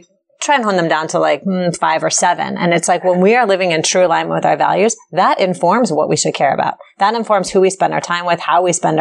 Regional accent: Chevy Chase, Maryland, United States; I grew up in Chevy Chase, Maryland

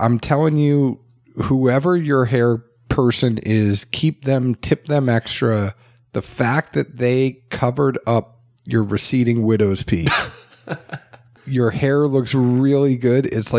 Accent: New England, United States; I'm from New England.

